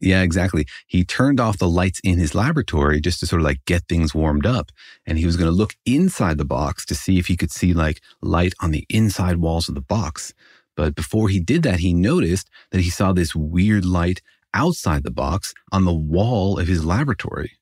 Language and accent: English; Los Alamos, New Mexico, United States; I did grow up in Los Alamos